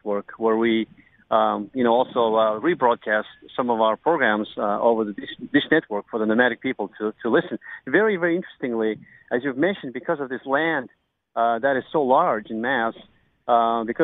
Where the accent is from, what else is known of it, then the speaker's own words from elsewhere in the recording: Mongolia; accent: American; moved away as an adult; also born or lived in United States; I was born and bred in Mongolia